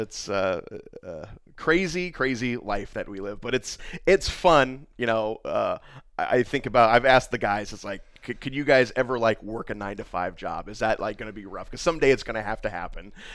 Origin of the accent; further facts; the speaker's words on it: Fort Wayne, Indiana, United States; I'm from Fort Wayne. I am born and raised.